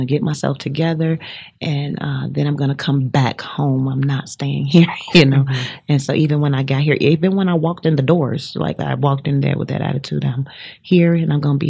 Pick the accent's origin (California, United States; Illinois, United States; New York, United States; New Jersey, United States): Illinois, United States; Chicago; moved away as an adult; I'm from Chicago and everybody's not so just huggable just right away